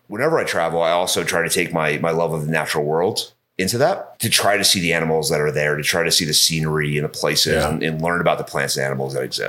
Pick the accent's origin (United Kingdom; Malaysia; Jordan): United Kingdom; England; also born or lived in Georgia, United States / London / New York / Los Angeles; I grew up mostly in England.